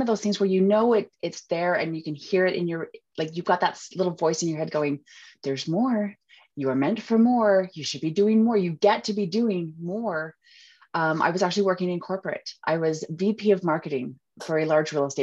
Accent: Utah, United States; accent: Utahnics; I am from Utah. I'm from the States. And there's a little bit, you can probably hear a little bit of my accent. We have a tendency to drop our T's

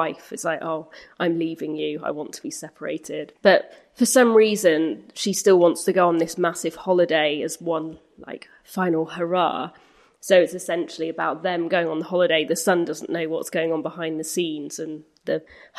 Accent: Grimsby, Yorkshire and the Humber, United Kingdom; I'm from Grimsby

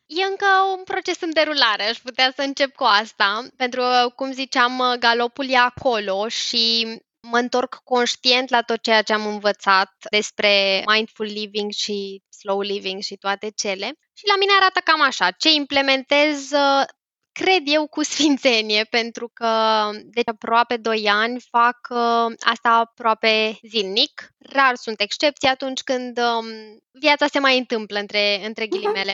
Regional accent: Romania; noi ca români

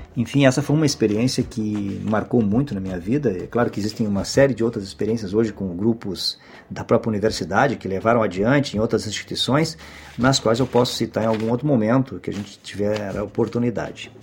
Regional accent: Porto Alegre, Rio Grande do Sul, Brazil; de Porto Alegre e da região metropolitana, que é onde eu nasci e vivi boa parte da minha infância e adolescência

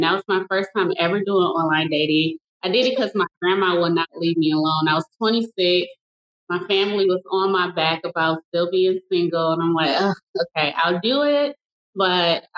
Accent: Detroit, Michigan, United States; moved away as an adult; now in Dallas, United States; I am originally from Detroit, relocated to Dallas, Texas.

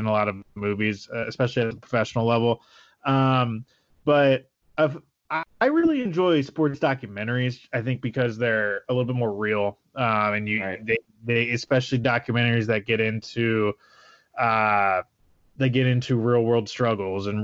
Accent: Oregon, United States; now in California, United States; My home state of Oregon

